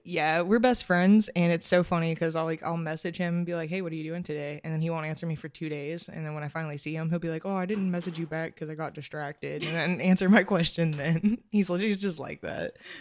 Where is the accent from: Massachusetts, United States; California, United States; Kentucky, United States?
Kentucky, United States; Georgetown; moved away as an adult; now in Covington, United States; I'm from Georgetown, Kentucky